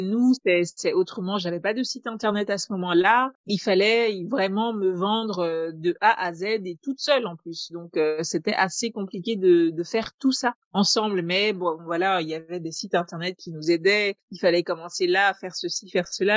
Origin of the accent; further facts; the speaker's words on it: Togo; chez nous au Togo